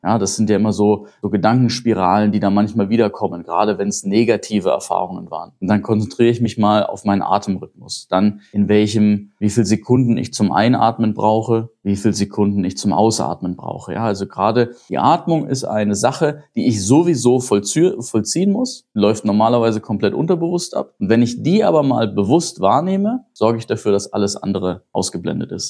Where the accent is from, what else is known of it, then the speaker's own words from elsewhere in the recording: Germany; bei uns in Deutschland